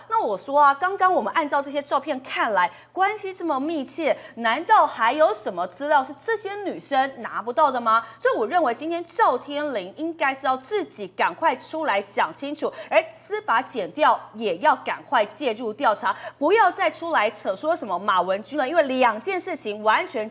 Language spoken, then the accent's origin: Chinese; Kaohsiung, Taiwan; 赵天麟他的选区都是在高雄市中心内，我就是高雄人啊